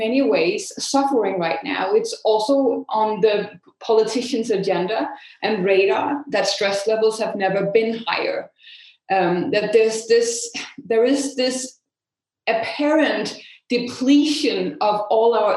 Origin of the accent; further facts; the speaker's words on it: Denmark; in Denmark, my home country